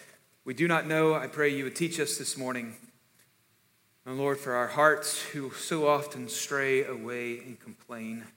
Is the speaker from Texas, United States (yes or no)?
yes; South Texas, United States; I'm from South Texas, because K99 out of Corpus, when I was growing up, every morning, my brother and I made it a point to listen to Earl Pitts before we went to school